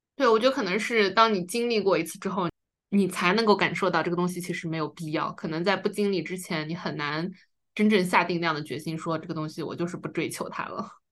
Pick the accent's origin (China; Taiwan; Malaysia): China; 因为我们是中国人嘛